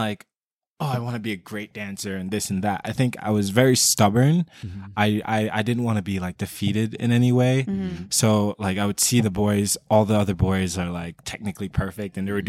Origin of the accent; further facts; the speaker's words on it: Jamaica; also born or lived in Queens, United States; So I was born in New York, Queens, and then my mother wasn't a citizen. She's a Jamaican. Mm-hmm. So she brought me back down as soon as I was born